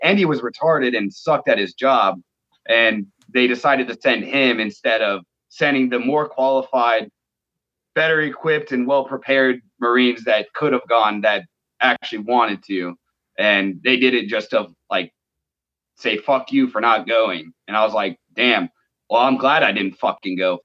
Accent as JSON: {"language": "English", "town": "Phoenix", "region": "Arizona", "country": "United States", "said": "I'm from Phoenix, Arizona"}